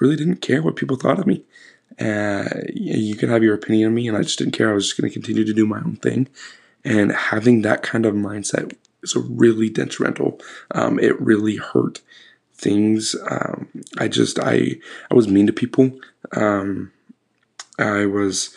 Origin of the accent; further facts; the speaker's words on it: Idaho, United States; So I was born in Idaho, born and raised, lived there for 20 years.